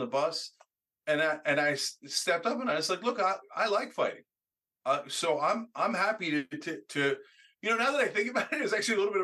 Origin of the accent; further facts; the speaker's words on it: New Jersey, United States; also born or lived in Pennsylvania; growing up in Jersey